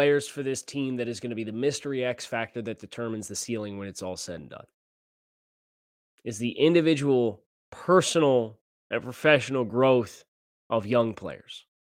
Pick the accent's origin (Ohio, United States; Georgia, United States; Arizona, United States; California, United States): California, United States; now in Florida, United States; I'm thinking it's an alligator because I'm from California.